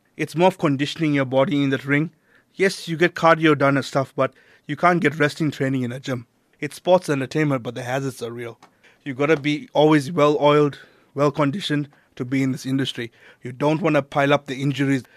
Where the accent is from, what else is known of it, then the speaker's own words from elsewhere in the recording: Durban, KwaZulu-Natal, South Africa; moved away as an adult; also born or lived in Johannesburg; I had to leave my hometown